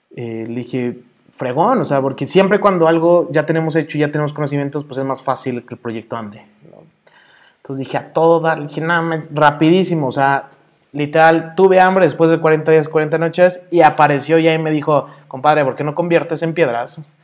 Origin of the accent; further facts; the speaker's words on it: Mexico City, Mexico; accent: chilango; also born or lived in Toluca; now in Guadalajara, Mexico; Nací, soy chilango. Ahí sí por el acento de repente se me sale, porque soy chilango